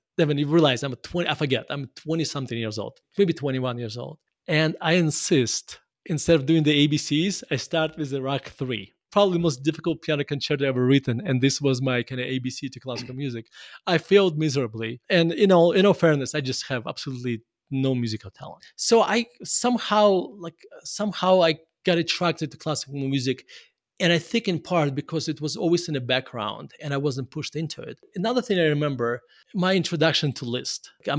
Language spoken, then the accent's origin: English; Murmansk, Murmansk Oblast, Russia; I grew up in Russia. My mom actually studied and played violin, but she already, by the time she had me, she already forgot how to play violin.